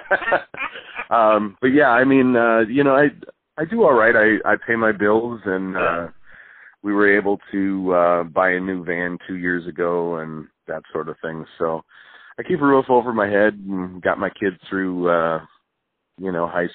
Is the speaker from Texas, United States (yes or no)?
no; Wisconsin, United States; also born or lived in Milwaukee, Wisconsin; I grew up in Wisconsin.